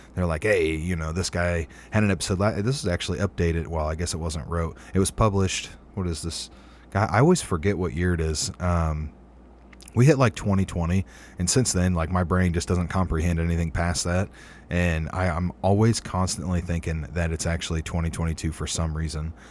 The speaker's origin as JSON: {"language": "English", "region": "Ohio", "country": "United States", "tie": "born or raised there", "said": "local to Ohio, my home state"}